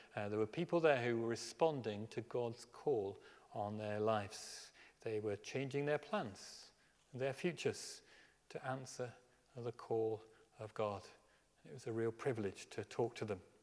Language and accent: English; Birmingham, West Midlands, United Kingdom; I grew up in Birmingham